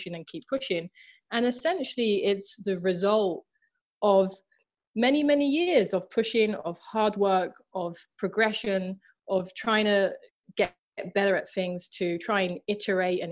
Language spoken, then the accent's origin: English; London, United Kingdom; I'm from Southeast London, I'm from Thamesmead